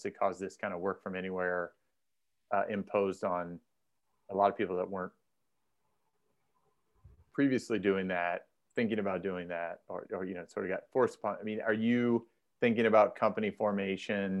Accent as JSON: {"language": "English", "region": "Indiana", "country": "United States", "moved": "yes", "lives_now": "Southern California, United States", "said": "I'm originally from Indiana"}